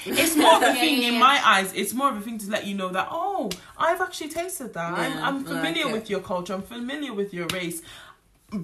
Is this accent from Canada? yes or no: no; Nigeria; I'm gonna use Nigerian because I'm Nigerian.